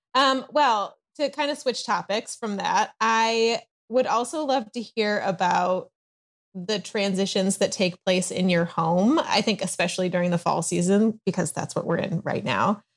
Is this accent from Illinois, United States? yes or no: yes; Chicago, Illinois, United States; also born or lived in East Coast, United States; now in Southern California, United States; I live in Southern California, although I'm originally from the Chicago area and lived, um, on the East Coast for a while